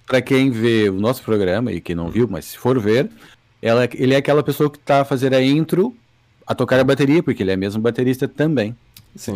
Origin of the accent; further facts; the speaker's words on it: Brazil; Eu sendo do Brasil